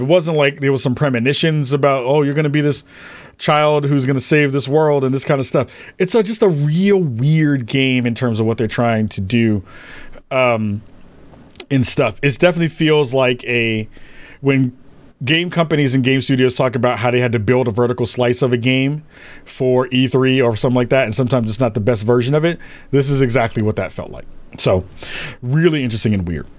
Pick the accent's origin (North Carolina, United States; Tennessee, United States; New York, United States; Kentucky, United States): New York, United States; As a New Yorker